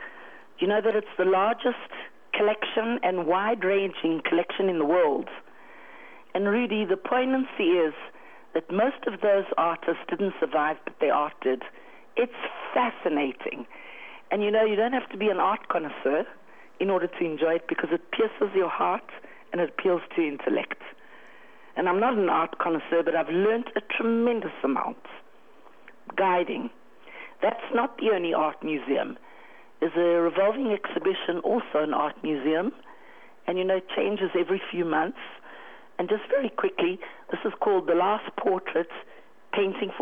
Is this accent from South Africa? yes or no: yes; South Africa; accent: South African; now in Israel; you can hear I'm South African